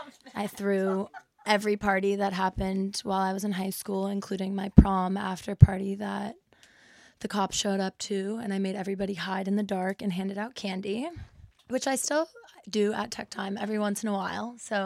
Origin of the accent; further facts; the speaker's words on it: England, United Kingdom; born there; also born or lived in Los Angeles, United States; I was born in England and I've lived abroad and I tried living in LA, which failed miserably.